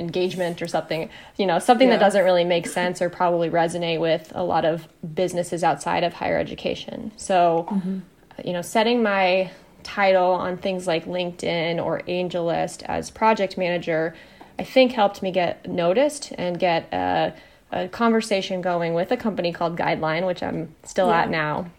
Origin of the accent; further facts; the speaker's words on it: Ames, Iowa, United States; Iowa State University, which is where I'm from. It's my hometown.